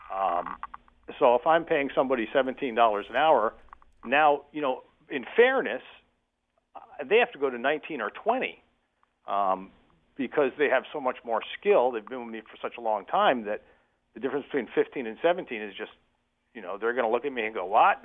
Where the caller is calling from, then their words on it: Windham County, Northeastern Connecticut, United States; I'm calling in from Eastern Connecticut, Northeastern Connecticut, kind of poor relation, poor cousin up here in Wyndham County